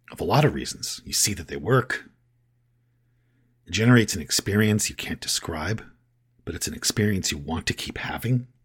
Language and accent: English; Canada; All of a sudden, I'm from Canada.